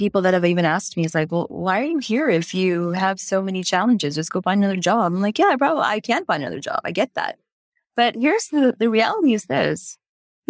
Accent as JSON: {"language": "English", "town": "Houston", "region": "Texas", "country": "United States", "tie": "born or raised there", "said": "growing up in the United States, in Houston, Texas"}